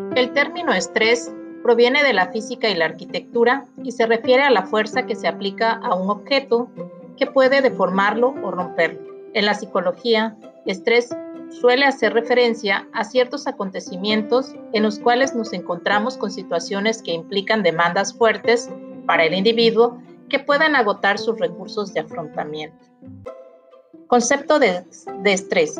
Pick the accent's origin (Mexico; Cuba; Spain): Mexico